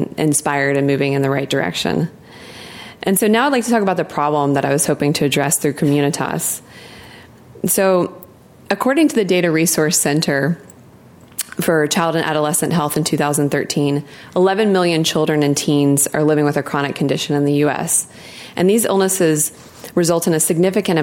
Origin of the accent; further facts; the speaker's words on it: Memphis, Tennessee, United States; moved away; I grew up in Memphis, Tennessee